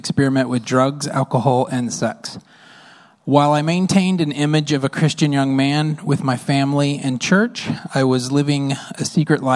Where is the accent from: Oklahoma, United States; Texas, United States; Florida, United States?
Oklahoma, United States; I grew up in Oklahoma